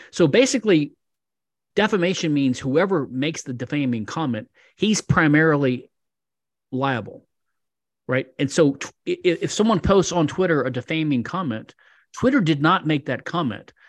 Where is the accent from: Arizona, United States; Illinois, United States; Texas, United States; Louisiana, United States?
Louisiana, United States; Louisiana, my home state